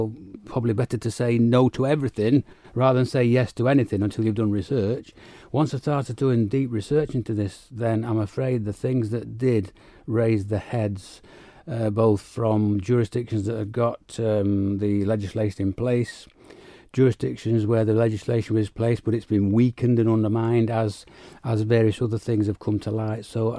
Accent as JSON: {"language": "English", "country": "United Kingdom", "moved": "yes", "said": "obviously I came here from the United Kingdom, so know all about the various forms that those parties have gone through"}